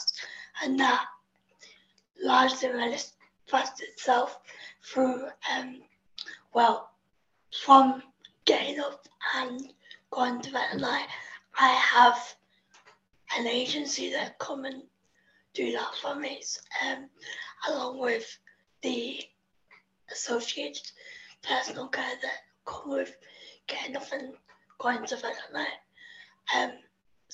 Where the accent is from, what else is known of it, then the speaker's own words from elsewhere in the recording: England, United Kingdom; accent: English; As you can tell by the accent, I'm English.